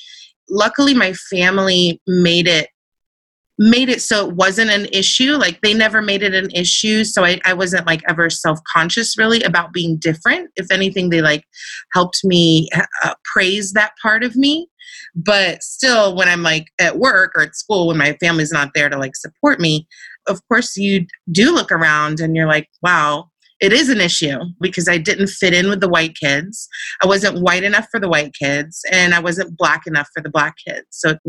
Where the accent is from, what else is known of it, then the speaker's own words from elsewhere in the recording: near Charlottesville, Central Virginia, United States; moved away as an adult; also born or lived in Turkey / Clark, Philippines / San Diego; now in Los Angeles, United States; I appreciate growing up in a little town. I was sheltered and my personality is probably best. But, you know, there's also a sense of you go to school and the entire town in Virginia at the time, and probably still now, like I'm from Central Virginia, right outside of Charlottesville, Virginia.